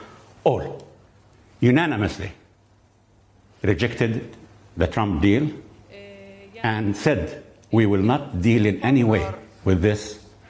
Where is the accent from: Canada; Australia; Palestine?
Palestine; Jericho, West Bank; The point is, I'm sitting in Jericho, 2 kilometers from the Jordan River. From my hometown, Jericho, and the Jordan River to the Mediterranean, I, the Christian and Muslim Palestinian